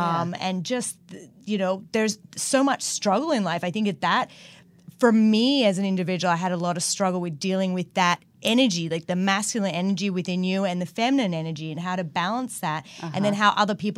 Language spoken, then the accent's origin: English; New South Wales, Australia; now in United States; I grew up on the northern beaches, so I miss that part too.